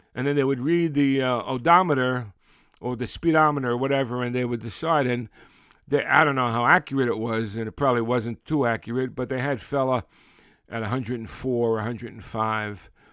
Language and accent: English; New York City, New York, United States; we, we grew up in Brooklyn